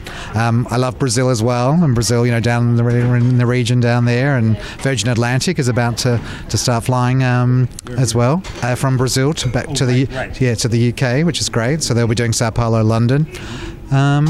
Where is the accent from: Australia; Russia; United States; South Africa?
Australia; moved away; also born or lived in England; I was born in England, but I grew up in Australia